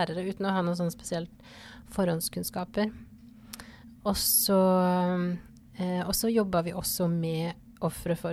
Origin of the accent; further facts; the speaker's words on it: Porsgrunn, Telemark, Norway; moved away as an adult; also born or lived in Ålesund / Bergen; now in Fidjåsen, Norway; man kan jo høre på dialekta at jeg ikke er herfra. Jeg er fra Porsgrunn, men jeg har bodd altså jeg tror det ble totalt 18 år på Vestlandet.